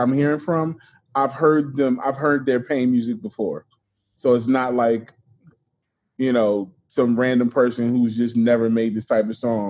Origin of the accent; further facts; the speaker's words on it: Philadelphia, Pennsylvania, United States; growing up in Philly.